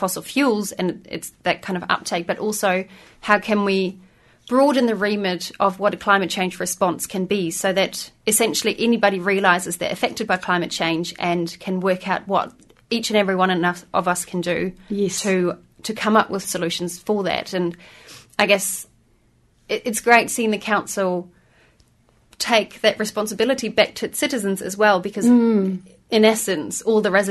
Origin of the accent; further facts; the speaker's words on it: Berlin, Germany; now in New Zealand; But I'm from Berlin originally